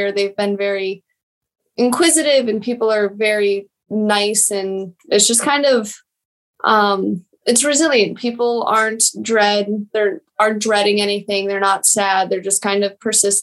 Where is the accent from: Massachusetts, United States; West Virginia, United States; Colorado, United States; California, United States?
Colorado, United States; Denver; moved away as an adult; also born or lived in Kyiv, Ukraine; now in Germany; I was born in Denver, always lived in Colorado up until October when I moved to Germany